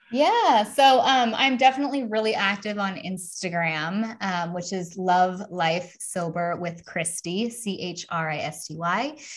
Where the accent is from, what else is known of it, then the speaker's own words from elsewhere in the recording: United States; now in Europe; even though I'm obviously American, um, we are starting a move, like a bigger, even bigger movement over here in Europe, right?